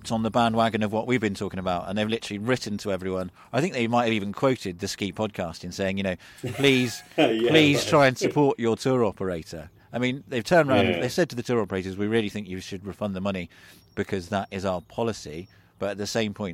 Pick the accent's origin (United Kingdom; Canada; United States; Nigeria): United Kingdom; England; now in France; as an English person living abroad